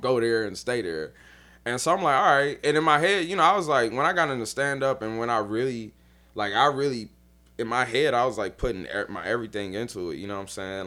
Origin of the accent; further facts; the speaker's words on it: Dayton, Ohio, United States; moved away as an adult; also born or lived in Columbus; now in New Orleans, United States; I'm from Dayton